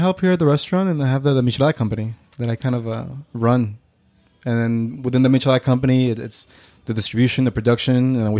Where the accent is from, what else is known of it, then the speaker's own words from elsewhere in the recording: Oaxaca, Mexico; moved away; Born in Oaxaca in 87. And then I lived there until I was 6 3/4. Uh-huh. We moved back. We moved here in June. And I turned 7 in July.